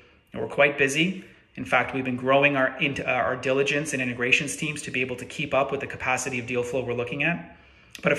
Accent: Canada; as a Canadian myself

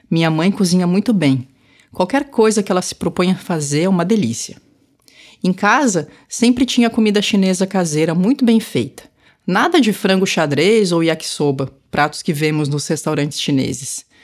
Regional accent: Florianópolis, Santa Catarina, Brazil; Tenho lembranças da minha infância em Florianópolis, mas pouca coisa da cultura tradicional asiática.

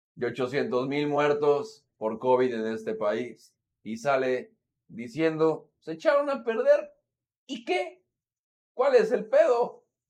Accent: Mexico; como mexicanos

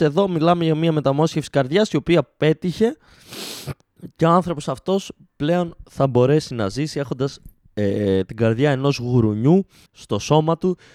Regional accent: Greece; είμαστε Έλληνες

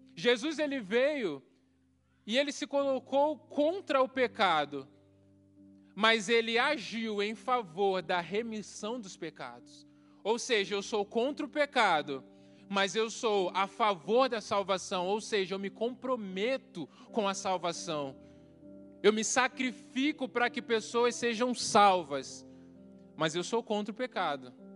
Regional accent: Baixada Fluminense, Rio de Janeiro, Brazil; moved away as an adult; also born or lived in Mamborê, Paraná; now in Paraná, Brazil; Eu cresci na, na Baixada Fluminense

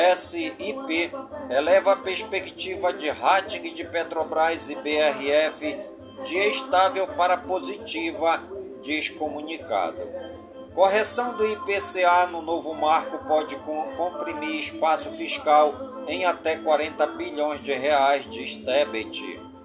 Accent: Careiro da Várzea, Amazonas, Brazil; todas as comunidades do Careiro da Várzea, minha cidade natal

